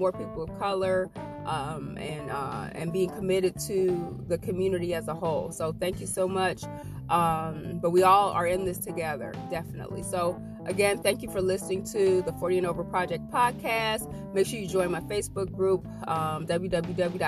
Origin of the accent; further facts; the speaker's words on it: Ohio, United States; moved away; I'm from Ohio originally